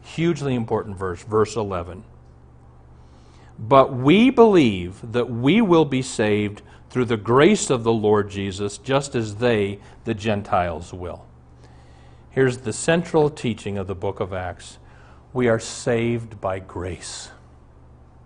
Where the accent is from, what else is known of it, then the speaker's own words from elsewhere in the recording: Omaha, Nebraska, United States; Our family doctor growing up in Omaha was Dr. Armbrust.